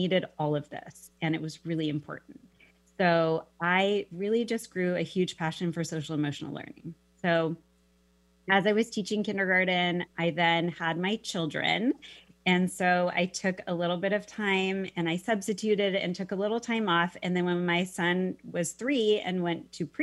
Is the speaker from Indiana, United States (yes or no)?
no; Mercer Island, Washington, United States; moved away as an adult; also born or lived in Arizona; I grew up on Mercer Island and, spent my elementary, actually preschool, elementary, middle school, and high school, went all through school there